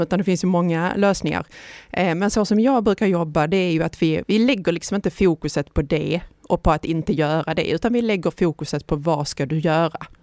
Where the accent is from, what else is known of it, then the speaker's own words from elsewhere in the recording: Ystad, Skåne, Sweden; jag är ju uppväxt i Ystad